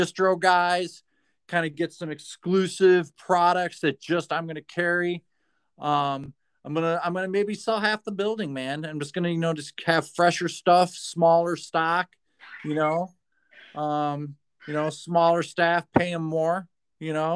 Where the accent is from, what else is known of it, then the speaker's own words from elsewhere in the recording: Michigan, United States; I'm from Michigan